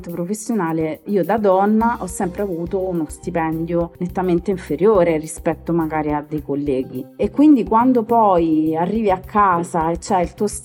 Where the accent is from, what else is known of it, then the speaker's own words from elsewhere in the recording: Naples, Campania, Italy; moved away as an adult; now in Rome, Italy; ho 43 anni, sono di Napoli, ma vivo ormai a Roma da 20 anni.